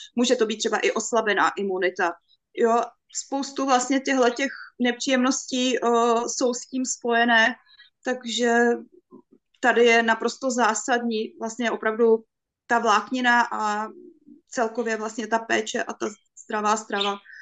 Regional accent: Bohemia, Czechia; u nás v Čechách

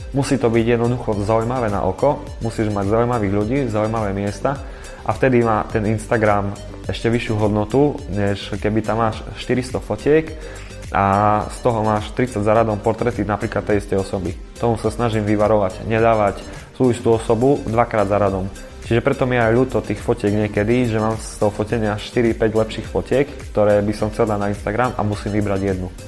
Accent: Košice, Košice Region, Slovakia; som Košičan, pôsobím v Košiciach, ale aj v Bratislave

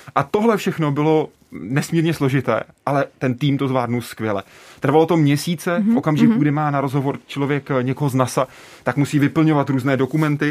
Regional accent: České Budějovice, South Bohemian Region, Czechia; já jsem z Budějc

